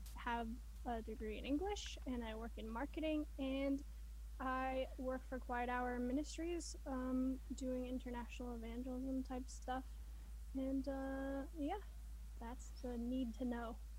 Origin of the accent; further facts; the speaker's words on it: Texas, United States; I'm from Texas